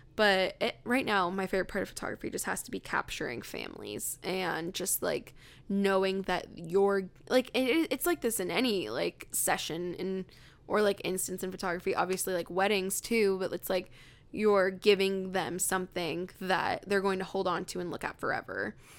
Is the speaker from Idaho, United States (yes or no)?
no; Riverside, California, United States; moved away; I grew up in, um, Riverside, California